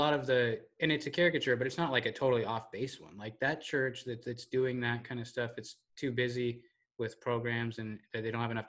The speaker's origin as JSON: {"language": "English", "region": "Southern Oregon", "country": "United States", "said": "I'm from Southern Oregon."}